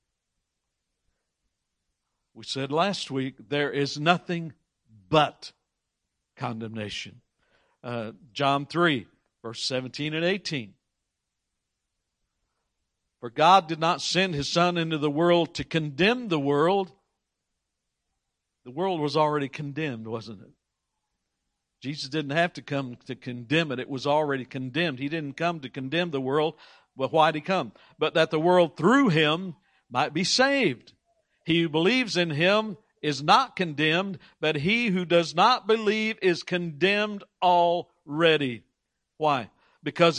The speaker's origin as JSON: {"language": "English", "country": "United States", "tie": "born or raised there", "said": "I was born in the United States of America"}